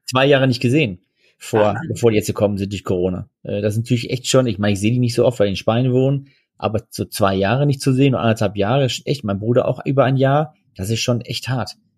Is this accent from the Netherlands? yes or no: yes; Netherlands; now in Germany; wir sind Niederländer, wir äh, fühlen es auch so